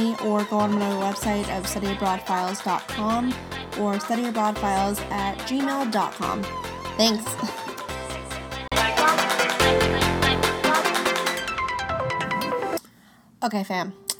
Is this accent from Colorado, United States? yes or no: yes; Denver, Colorado, United States; moved away as an adult; now in Florida, United States; I am originally from Denver, Colorado, and when I moved to Florida